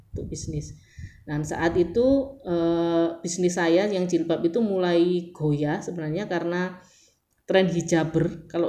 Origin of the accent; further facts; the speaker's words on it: Surabaya, East Java, Indonesia; bayangkan jadi saya dari Surabaya yang nol botol nggak ngerti digital marketing nggak ngerti uh, how to sell online atau gimana